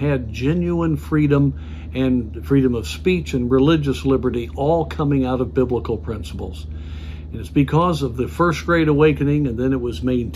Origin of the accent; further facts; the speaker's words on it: United States; as an American.